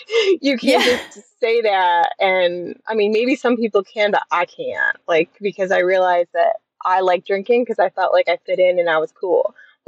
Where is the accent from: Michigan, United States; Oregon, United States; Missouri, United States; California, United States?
Michigan, United States; moved away as an adult; now in Alabama, United States; I am from Michigan.